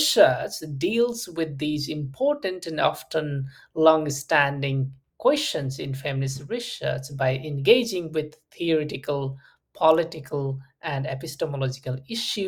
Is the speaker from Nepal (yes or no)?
yes; Nepal; I'm from Nepal, and I had first-hand experiences of conflict and many post-war challenges and complexities